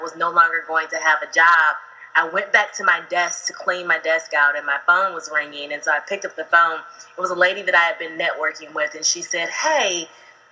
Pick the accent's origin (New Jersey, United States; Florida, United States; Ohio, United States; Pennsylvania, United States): Ohio, United States; now in Atlanta, United States; I'm actually originally from Ohio, but I've lived in Atlanta for about 17 years